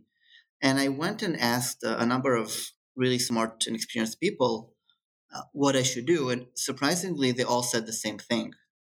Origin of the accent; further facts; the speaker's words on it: Israel; growing up in Israel or being studying in Israel, it's very similar to kind of being in the Silicon Valley.